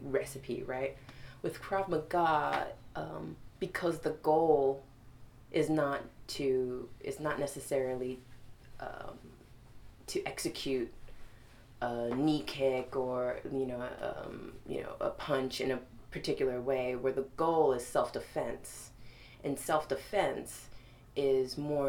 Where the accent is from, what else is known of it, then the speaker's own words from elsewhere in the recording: New York City, New York, United States; I grew up in Brooklyn